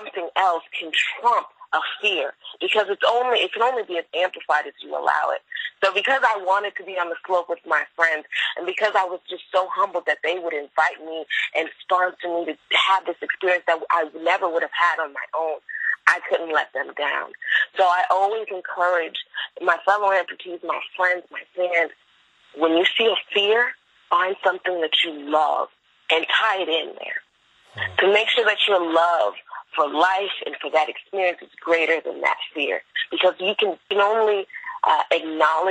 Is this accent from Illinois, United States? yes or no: no; Florida, United States; I am from Florida.